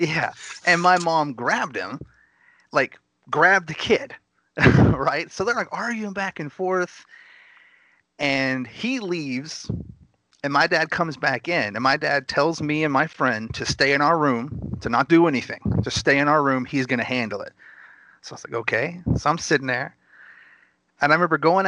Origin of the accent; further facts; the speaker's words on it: Gainesville, Texas, United States; I was actually born in Gainesville. It's a small town right at the border of Oklahoma.